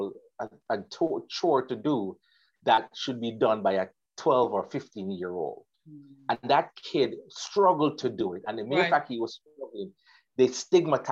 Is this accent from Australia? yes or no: no; Water Lane, Clarendon, Jamaica; born or raised there; also born or lived in Kingston, Jamaica